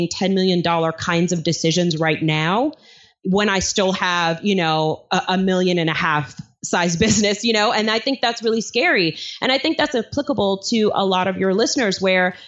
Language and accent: English; New York City, New York, United States; my apartment that I grew up in Flushing, Queens, New York